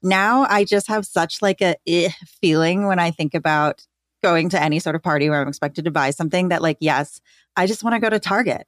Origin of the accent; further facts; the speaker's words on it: Grand Rapids, Michigan, United States; I grew up in Grand Rapids, Michigan, which is where Amway is headquartered